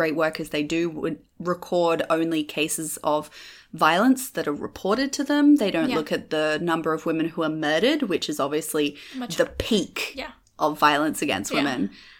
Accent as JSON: {"language": "English", "country": "Australia", "moved": "as an adult", "lives_now": "Jakarta, Indonesia", "said": "I'm Australian. I've been living in Indonesia for the last 5 years, most of that in Jakarta."}